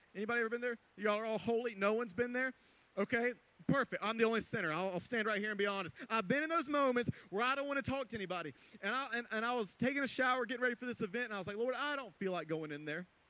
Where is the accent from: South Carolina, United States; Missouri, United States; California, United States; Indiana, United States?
South Carolina, United States; Greenville; moved away; I went to Greenville, uh, my hometown, South Carolina